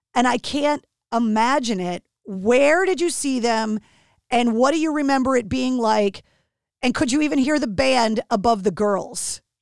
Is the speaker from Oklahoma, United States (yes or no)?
no; Massachusetts, United States; my home state of Massachusetts